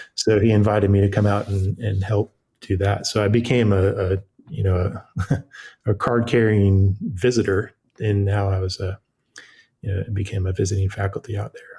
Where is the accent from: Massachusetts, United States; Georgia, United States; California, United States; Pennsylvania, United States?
California, United States; moved away as an adult; also born or lived in Chapel Hill, North Carolina; now in Wilmington, United States; I'm from California, born and raised